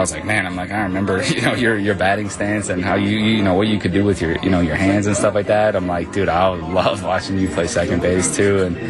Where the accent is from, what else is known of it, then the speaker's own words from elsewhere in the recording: Fredonia, Wisconsin, United States; I grew up in Fredonia, just a real small little town